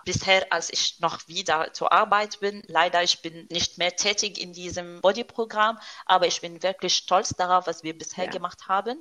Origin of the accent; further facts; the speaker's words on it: Syria; German is a second language; moved away as an adult; also born or lived in France; now in Stuttgart, Germany; Ich komme, ich stamme aus Syrien